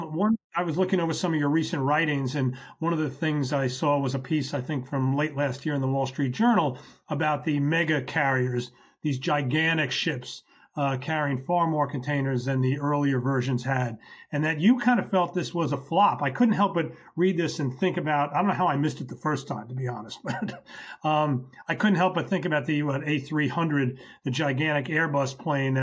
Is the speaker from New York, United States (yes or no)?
yes; New York, United States; I can think as a New Yorker